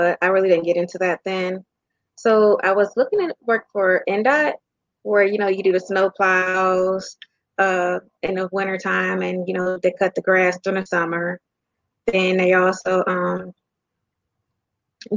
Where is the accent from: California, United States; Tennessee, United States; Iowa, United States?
Iowa, United States; Davenport; now in Indiana, United States; I'm from Iowa. I'm from the Quad Cities. So I'm the baby of four kids.